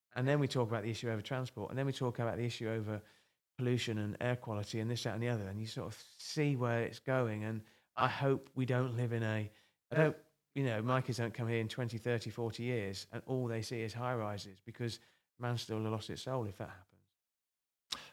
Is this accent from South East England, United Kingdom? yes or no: yes; Kent, South East England, United Kingdom; moved away; I'm from Kent, originally. We're both adopted Northerners